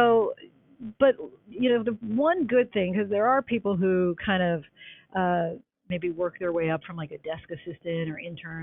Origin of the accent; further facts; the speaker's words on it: New Jersey, United States; moved away as an adult; also born or lived in Syracuse / Indianapolis; now in New York, United States; I'm from South Jersey. So my home market is Philadelphia